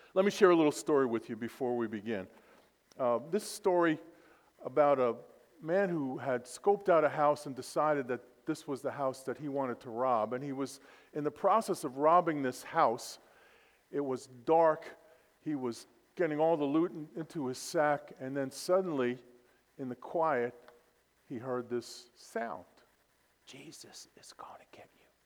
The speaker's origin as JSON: {"language": "English", "town": "New York City", "region": "New York", "country": "United States", "tie": "born or raised there", "said": "born and raised in Brooklyn, New York."}